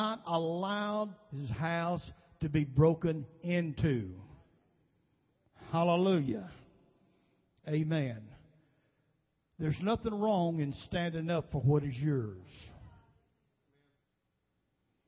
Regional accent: Nashville, Tennessee, United States; I was raised pretty much in South Nashville

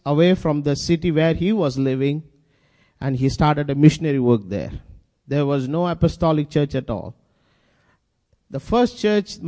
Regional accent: India; English is a second language

